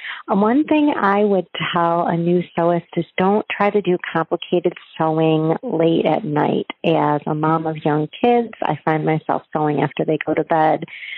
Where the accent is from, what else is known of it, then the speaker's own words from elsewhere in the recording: Madison Heights, Michigan, United States; I'm from Madison Heights, Michigan in the U.S.